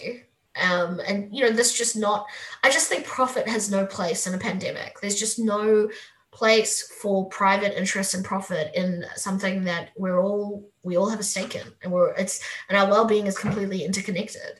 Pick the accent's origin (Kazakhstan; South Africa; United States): South Africa; moved away; I'm South African.